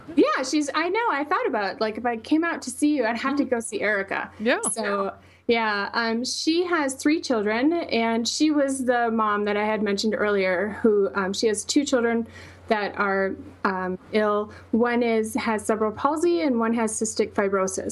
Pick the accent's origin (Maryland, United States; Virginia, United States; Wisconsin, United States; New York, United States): Wisconsin, United States; accent: Wisconsin; moved away as an adult; now in Boulder, United States; I can't hide my Wisconsin